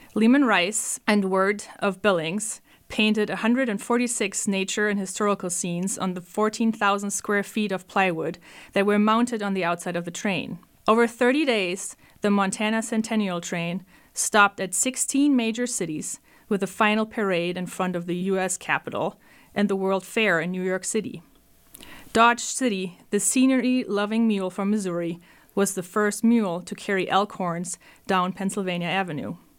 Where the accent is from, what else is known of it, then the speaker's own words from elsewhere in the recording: Germany; moved away; I'm from Germany